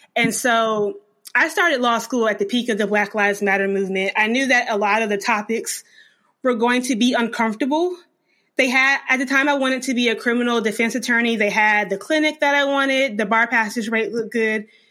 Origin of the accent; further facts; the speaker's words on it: North Carolina, United States; also born or lived in Germany; I was born in Germany, but I lived in North Carolina from two, nineteen ninety-four until I left for law school in two thousand fourteen. So I am a North Carolina girl.